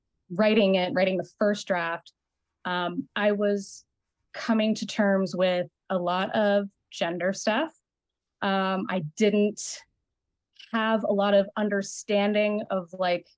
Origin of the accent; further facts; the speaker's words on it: Colorado, United States; moved away; also born or lived in New York; I came from Colorado. I came from a semi-traditional household and very like white school, very conservative area